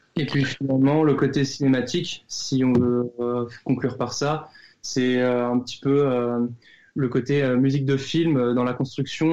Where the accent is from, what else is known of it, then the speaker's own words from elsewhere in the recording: Lorraine, Grand Est, France; je suis le Lorrain du groupe